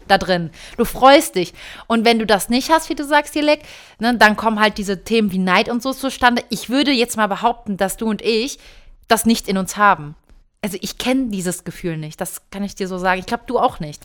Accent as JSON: {"language": "German", "town": "Cologne", "region": "North Rhine-Westphalia", "country": "Germany", "tie": "born or raised there", "moved": "as an adult", "lives_now": "Switzerland", "said": "ich habe davor logischerweise in Köln, in meiner Heimatstadt, ganz viele Freunde gehabt"}